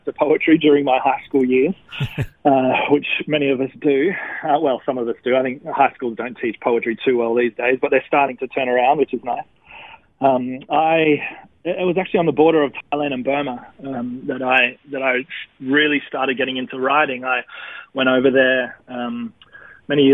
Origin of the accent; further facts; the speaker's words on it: Wollongong, New South Wales, Australia; moved away as an adult; now in Melbourne, Australia; I grew up in Wollongong till I was about... out of high school, maybe 22 or something like